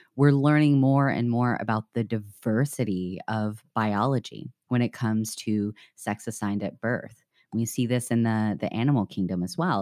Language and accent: English; the South, United States; now in Chicago, United States; growing up in the South